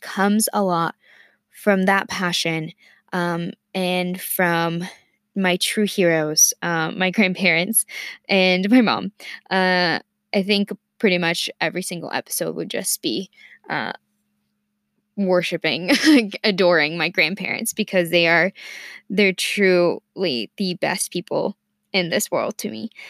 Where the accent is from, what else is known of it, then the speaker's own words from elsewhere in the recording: Mexico City, Mexico; first language Spanish; English is a second language; also born or lived in Ohio, United States; now in Virginia, United States; of my life in Mexico City, of course, um, and then I moved to the U S to Ohio, um, seven years ago